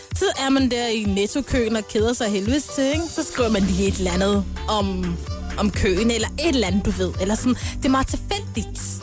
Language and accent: Danish; Denmark; Eller, jeg er fra Danmark. Øh, jeg føler opvokset her i Danmark